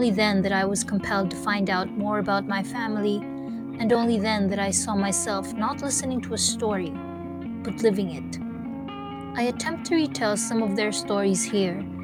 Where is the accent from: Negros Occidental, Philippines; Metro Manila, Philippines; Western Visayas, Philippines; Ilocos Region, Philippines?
Metro Manila, Philippines; Manila; My sister and I grew up in Manila without learning how to speak Camayo or Bisaya